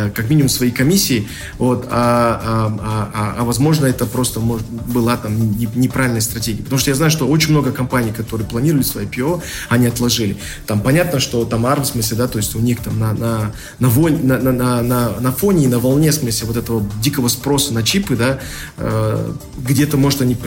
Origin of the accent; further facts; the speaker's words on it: Kazakhstan; как казахи